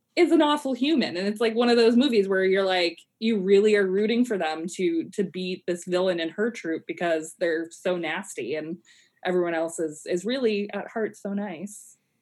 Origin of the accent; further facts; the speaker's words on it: Colorado, United States; I I grew up in Colorado